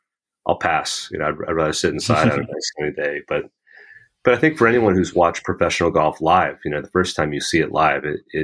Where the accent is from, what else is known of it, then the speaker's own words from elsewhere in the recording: New Jersey, United States; I grew up on the East Coast of the United States here in New Jersey.